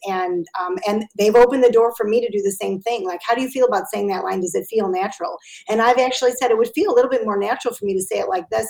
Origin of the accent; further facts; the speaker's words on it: Chicago, Illinois, United States; I'm an Italian from Chicago